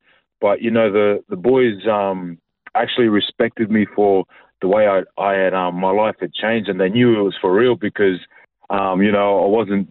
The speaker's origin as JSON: {"language": "English", "town": "Mornington Island", "region": "Queensland", "country": "Australia", "tie": "born or raised there", "also_born_or_lived": "Fiji", "said": "I was born over in Fiji. My family moved over to Australia when I was about 2 years old."}